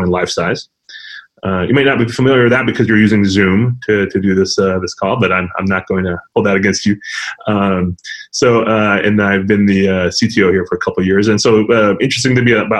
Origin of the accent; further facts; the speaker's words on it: El Paso, Texas, United States; moved away; also born or lived in New York; I grew up in West Texas, in El Paso specifically